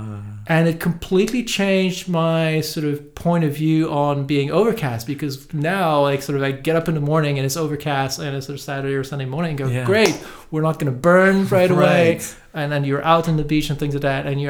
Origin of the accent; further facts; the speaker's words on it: Montreal, Quebec, Canada; English is a second language; moved away as an adult; also born or lived in Italy / London, United Kingdom / Germany / France; now in Los Angeles, United States; I was born in Montreal and I grew up in Montreal